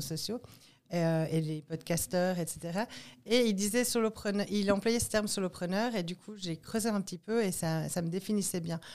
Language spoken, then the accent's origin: French; Martigny, Valais, Switzerland; je viens de Martigny.